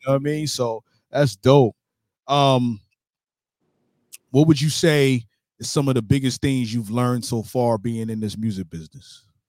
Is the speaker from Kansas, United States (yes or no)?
no; New York City, New York, United States; now in Jacksonville, United States; I grew up in New York